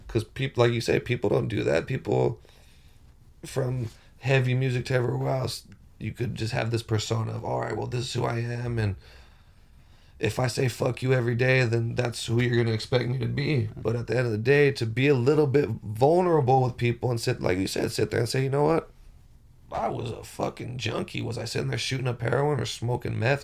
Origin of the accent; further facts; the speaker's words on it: Rialto, California, United States; moved away as an adult; also born or lived in Palm Springs, California; I was born and bred in Rialto, California, but moved to Palm Springs